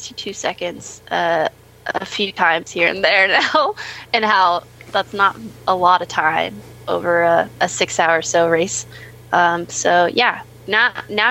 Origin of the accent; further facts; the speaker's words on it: United States; being an American